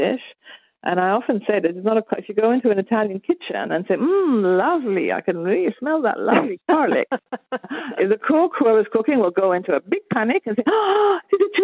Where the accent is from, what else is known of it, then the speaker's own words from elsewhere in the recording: Malta; now in Bologna, Italy; the cooking that I grew up with in Malta is very garlicky